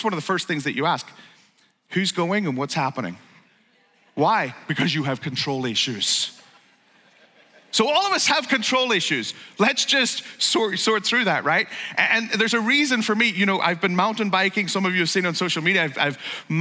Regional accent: Northern Ireland, United Kingdom; moved away; I grew up in Northern Ireland, or Ulster

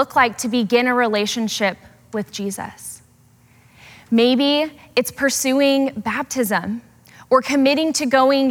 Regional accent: Portland, Oregon, United States; Growing up in Portland

